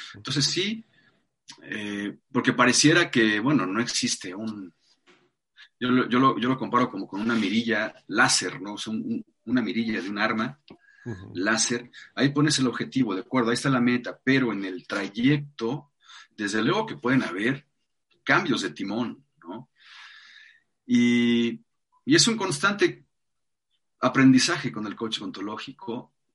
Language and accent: Spanish; Mexico City, Mexico; Nací en la Ciudad de México hace 48 años